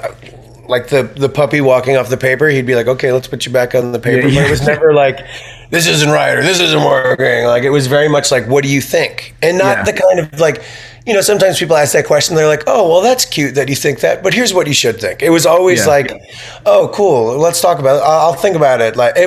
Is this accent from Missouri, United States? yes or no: no; Long Island, New York, United States; I grew up in Long Island